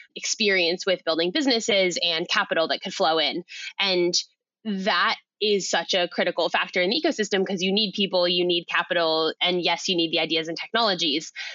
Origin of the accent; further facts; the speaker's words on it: Silicon Valley, California, United States; now in Australia; I grew up in Silicon Valley